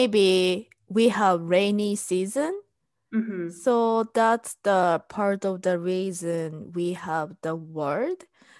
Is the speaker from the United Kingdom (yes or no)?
no; Japan; first language Japanese; English is a second language; now in United States; Konnichiwa. … I'm Japanese and I'm living in US.